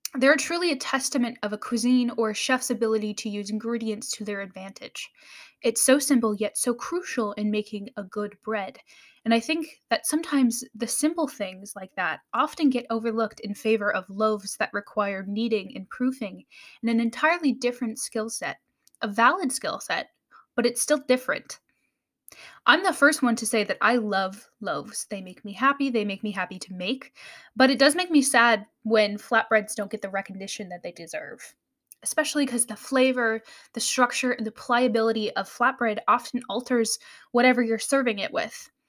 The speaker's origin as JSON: {"language": "English", "country": "United States"}